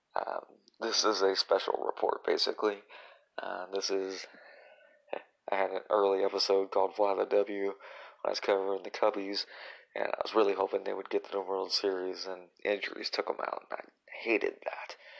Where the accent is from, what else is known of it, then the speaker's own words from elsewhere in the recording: Illinois, United States; I am an Illinois kid. I was born in Illinois